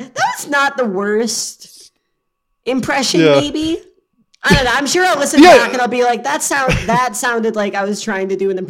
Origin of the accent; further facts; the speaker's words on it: Rochester, New York, United States; Upstate New York, Rochester, up near the Great Lakes, Lake Erie.